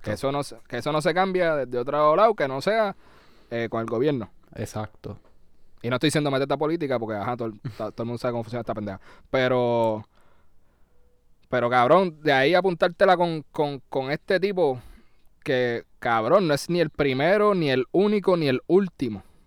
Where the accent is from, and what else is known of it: Puerto Rico